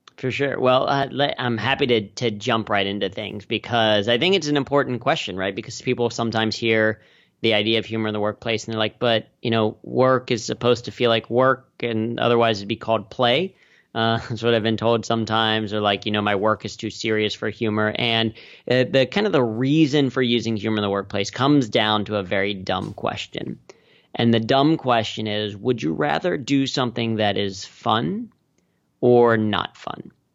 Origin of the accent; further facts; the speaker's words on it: Cincinnati, Ohio, United States; I grew up in Cincinnati